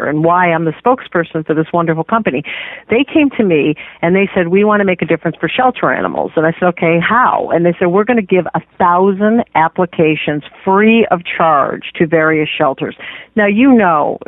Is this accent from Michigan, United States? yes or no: yes; Detroit, Michigan, United States; I grew up in Detroit, Michigan